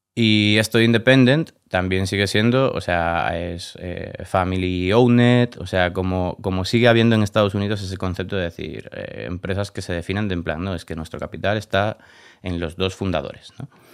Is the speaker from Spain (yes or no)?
yes; Galicia, Spain; moved away as an adult; also born or lived in Barcelona; now in Madrid, Spain; soy gallego